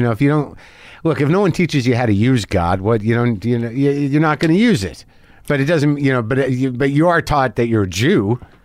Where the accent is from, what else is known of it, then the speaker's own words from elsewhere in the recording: Albuquerque, New Mexico, United States; also born or lived in New Jersey; I grew up in Albuquerque